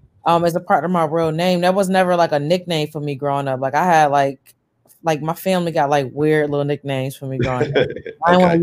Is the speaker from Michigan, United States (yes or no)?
no; Buffalo, New York, United States; also born or lived in Mississippi / Atlanta; now in Niagara Falls, United States; I live in the Falls, but I'm from Buffalo, Eastside Buffalo, Broadway Street. That's where I grew up at.